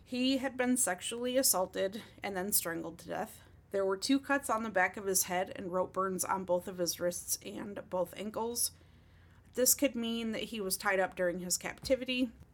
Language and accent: English; Oakland County, Michigan, United States; the county that I grew up in in Michigan